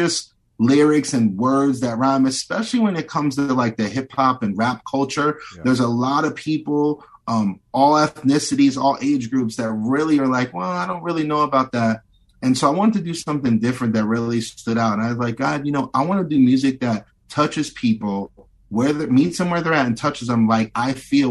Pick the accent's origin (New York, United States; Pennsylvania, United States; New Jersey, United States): Pennsylvania, United States; Bethlehem; moved away; I was just out in my hometown outside of Philadelphia. I was in Bethlehem, Pennsylvania